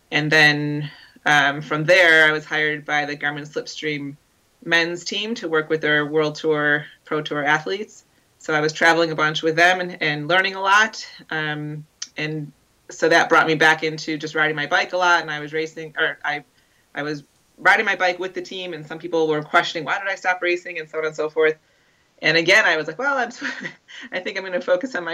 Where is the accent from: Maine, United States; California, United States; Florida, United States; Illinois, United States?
Illinois, United States; outside of Chicago; growing up outside of Chicago